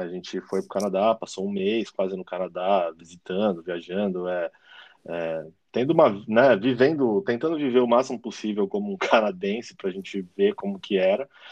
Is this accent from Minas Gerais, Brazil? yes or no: no; São Paulo, Brazil; moved away as an adult; now in Australia; Eu sou de São Paulo, né? A gente é de São Paulo